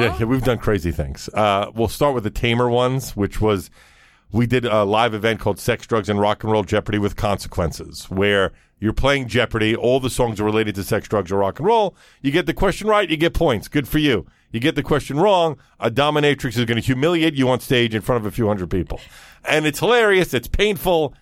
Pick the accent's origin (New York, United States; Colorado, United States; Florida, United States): New York, United States; New York City; growing up in Brooklyn